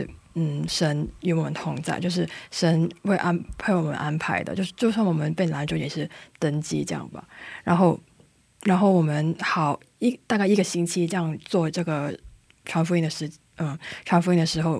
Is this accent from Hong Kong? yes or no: yes; Hong Kong; now in South Korea; 但我是香港人，